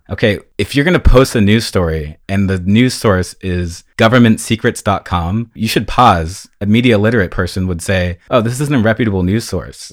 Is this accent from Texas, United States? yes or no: no; Fairfax, California, United States; moved away as an adult; now in Los Angeles, United States; I am a Marin County native. I was born and raised between the redwood trees and the creeks and blackberry bushes of Marin County